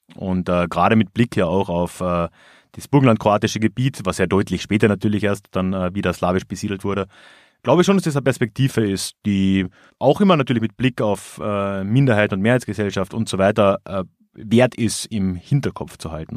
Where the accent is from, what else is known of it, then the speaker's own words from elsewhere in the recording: Villach, Carinthia, Austria; meine Heimatstadt Villach